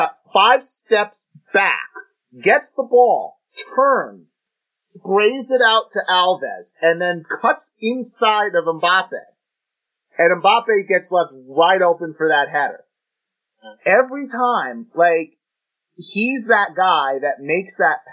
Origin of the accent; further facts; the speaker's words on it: United States; we're from the United States